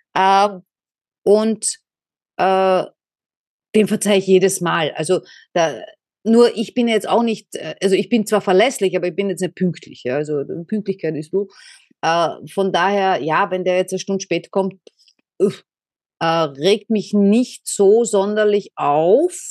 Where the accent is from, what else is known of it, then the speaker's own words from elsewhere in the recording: Austria; bin aus Österreich